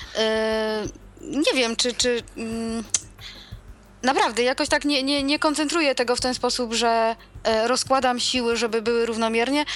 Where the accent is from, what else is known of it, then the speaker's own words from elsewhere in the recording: Przemyśl, Subcarpathian Voivodeship, Poland; u nas w Przemyślu